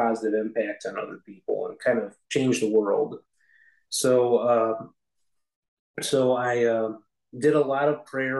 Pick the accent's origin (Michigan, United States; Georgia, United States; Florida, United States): Michigan, United States; I was born in Michigan, and my family was always very we were always a Christian home. Didn't always have a church for most of my growing up years